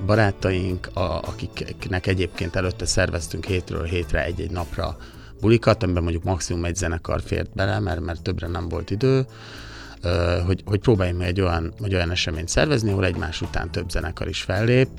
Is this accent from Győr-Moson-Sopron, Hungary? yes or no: yes; Sopron, Győr-Moson-Sopron, Hungary; a szülővárosunk Sopron